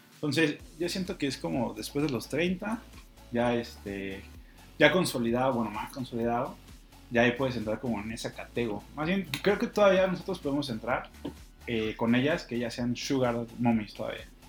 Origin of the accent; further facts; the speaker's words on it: Mexico City, Mexico; como buen chilango